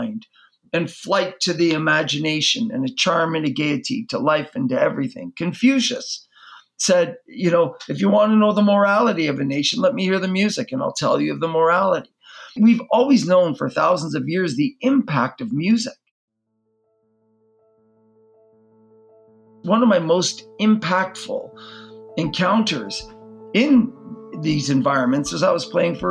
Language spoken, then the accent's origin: English; Canada; I grew up in Canada.